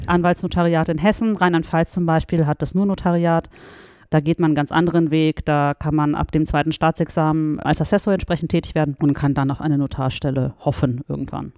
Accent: Russia; now in Frankfurt, Germany; ich bin in Russland geboren, spreche Russisch und Deutsch

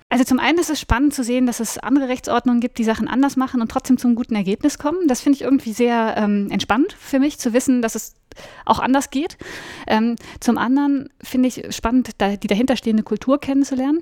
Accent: Cologne, North Rhine-Westphalia, Germany; moved away as an adult; also born or lived in New Orleans, United States / Hamburg / Bonn; Ich komme aus Köln und ich habe auch in Köln studiert

